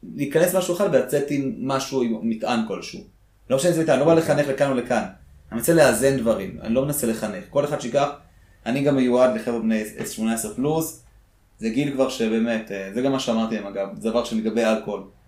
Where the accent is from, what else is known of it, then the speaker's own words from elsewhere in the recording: Israel; also born or lived in Soviet Union; כשאנחנו הגענו לארץ